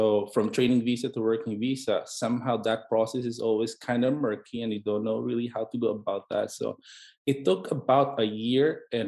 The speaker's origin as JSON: {"language": "English", "country": "Philippines", "tie": "born or raised there", "moved": "as an adult", "lives_now": "United States", "said": "basically I grew up in the Philippines. I was born and raised there throughout from birth to medical school"}